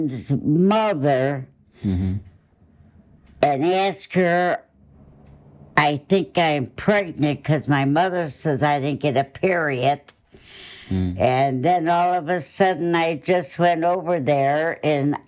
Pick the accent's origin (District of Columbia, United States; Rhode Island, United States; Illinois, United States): Illinois, United States; Chicago; I was born in Chicago